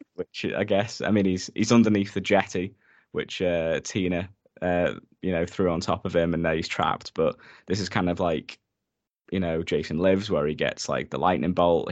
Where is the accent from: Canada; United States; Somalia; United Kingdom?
United Kingdom; we're British